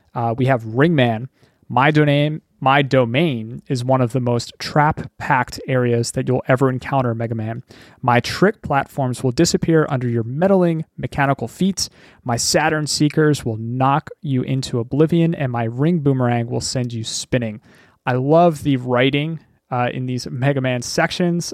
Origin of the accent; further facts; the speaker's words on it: Philadelphia, Pennsylvania, United States; I live in Pennsylvania, and I grew up in Pennsylvania